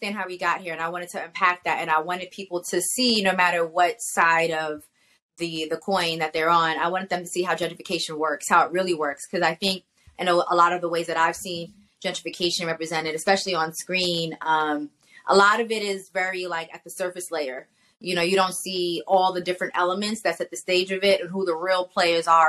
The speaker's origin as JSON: {"language": "English", "town": "New York City", "region": "New York", "country": "United States", "tie": "born or raised there", "said": "I'm from New York. Yeah. I grew up in Queens"}